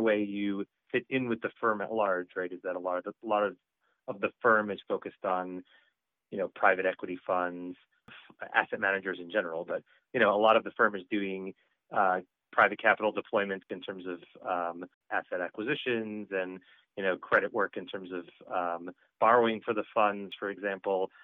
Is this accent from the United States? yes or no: yes; New York area, United States; now in Boston, United States; I'm from the New York area originally. I'm a, I'm a, I'm a Boston transplant